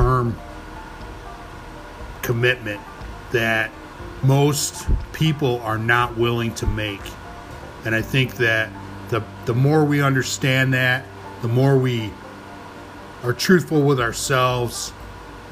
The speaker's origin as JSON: {"language": "English", "town": "New York City", "region": "New York", "country": "United States", "tie": "born or raised there", "said": "As a New Yorker, as a native New Yorker"}